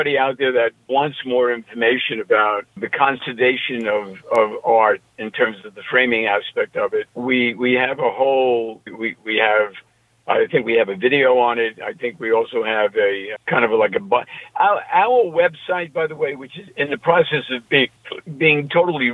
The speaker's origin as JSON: {"language": "English", "region": "New York", "country": "United States", "accent": "New York", "said": "my New York accent"}